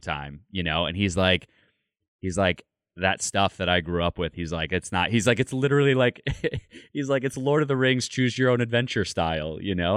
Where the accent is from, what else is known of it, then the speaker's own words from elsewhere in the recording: Michigan, United States; I grew up in Grand, in, like, Michigan